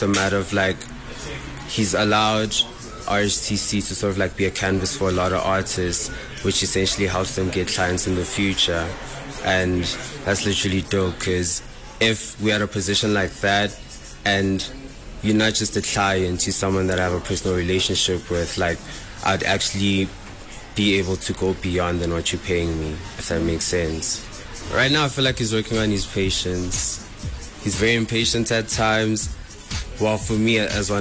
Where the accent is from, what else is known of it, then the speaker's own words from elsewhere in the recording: East Rand, Gauteng, South Africa; I'm from the East Rand.